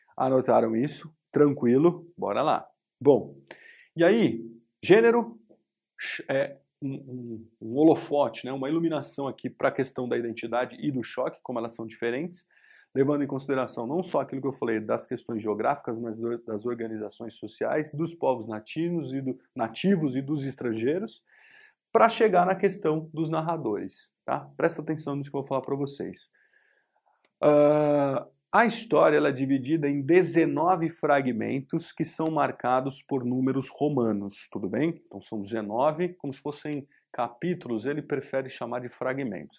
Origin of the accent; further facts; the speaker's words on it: Brazil; nós somos brasileiros